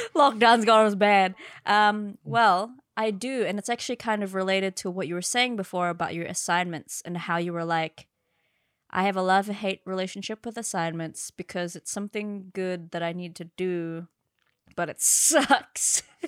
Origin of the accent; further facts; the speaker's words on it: Philippines; I'm Filipino